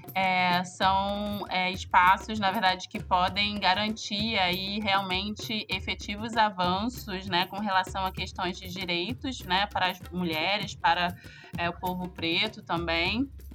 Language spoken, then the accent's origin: Portuguese; Rio de Janeiro, Brazil; eu sou do Rio de Janeiro